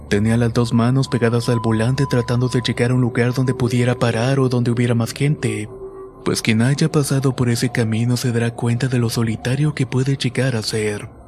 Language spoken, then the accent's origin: Spanish; State of Mexico, Mexico; Soy del Estado de México y trabajo como coordinador en una empresa transportista.